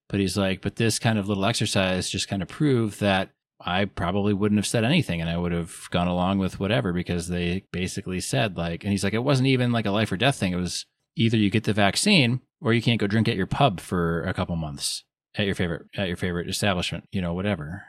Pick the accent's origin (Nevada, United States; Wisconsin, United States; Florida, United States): Wisconsin, United States; I'm from Wisconsin